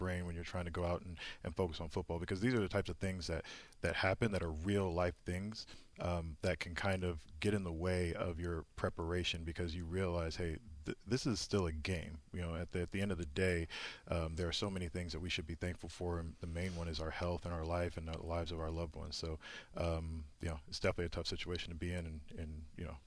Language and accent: English; Indianapolis, Indiana, United States; moved away as an adult; also born or lived in Boston / New York; I grew up in Indianapolis, where it snows very frequently during this time of year